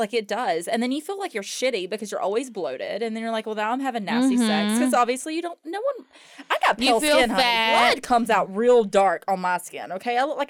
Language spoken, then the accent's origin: English; Myrtle Beach, South Carolina, United States; I'm originally from Myrtle Beach, but my parents got a divorce, so I spent half my time in Myrtle Beach and then half my time in the upstate South Carolina.